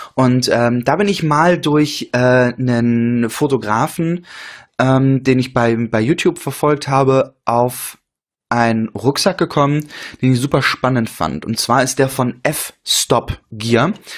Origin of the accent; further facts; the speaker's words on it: Rostock, Mecklenburg-Vorpommern, Germany; moved away; meine Heimatstadt äh, Rostock